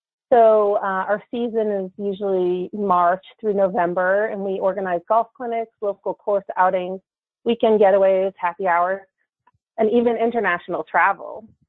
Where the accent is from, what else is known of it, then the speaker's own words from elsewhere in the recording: New Jersey, United States; now in Washington, D.C., United States; I was born and raised in New Jersey, just outside New York City, but I've been in D.C. long enough to lose my accent.